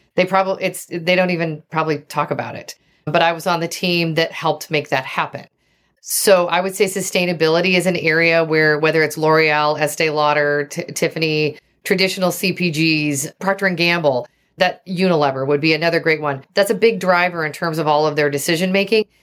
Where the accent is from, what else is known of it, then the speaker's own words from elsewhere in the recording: Oregon, United States; also born or lived in Seattle; I grew up in Oregon